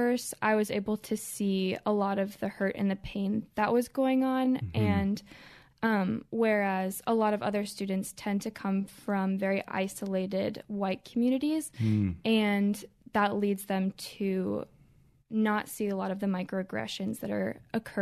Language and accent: English; Columbia, Maryland, United States; born or raised there